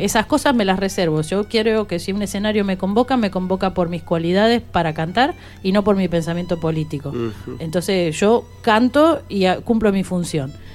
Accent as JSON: {"language": "Spanish", "region": "Buenos Aires", "country": "Argentina", "said": "Yo soy una porteña que canto folclore santiagueño"}